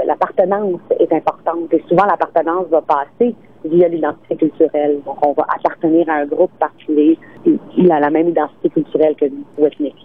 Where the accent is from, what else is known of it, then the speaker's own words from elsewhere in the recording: Quebec, Canada; also born or lived in Tunisia; chez nous au Québec